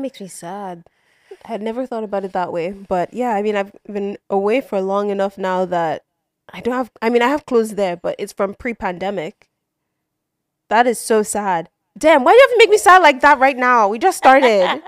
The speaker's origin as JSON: {"language": "English", "country": "Nigeria", "tie": "born or raised there", "moved": "yes", "lives_now": "United States", "said": "we're growing up outside of Nigeria"}